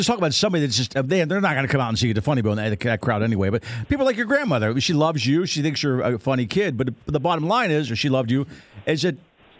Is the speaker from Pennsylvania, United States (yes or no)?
yes; Harrisburg, Pennsylvania, United States; moved away; I'm originally from the Harrisburg area, so I know a lot of Eagle fans. I grew up with Eagle fans.